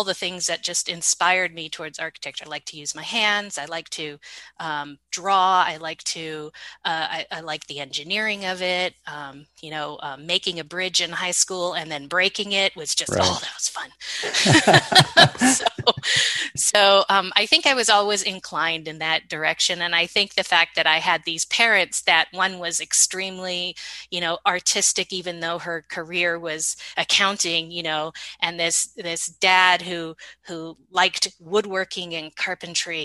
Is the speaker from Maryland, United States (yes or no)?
no; Sunnyvale, California, United States; also born or lived in Palo Alto, California; I was born in Stanford at Palo Alto. We lived in Palo Alto, and then we moved to Sunnyvale